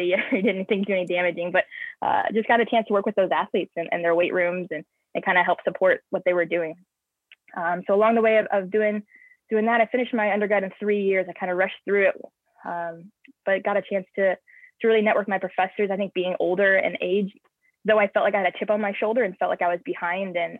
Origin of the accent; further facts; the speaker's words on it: St. Louis, Missouri, United States; moved away as an adult; I'm from St. Louis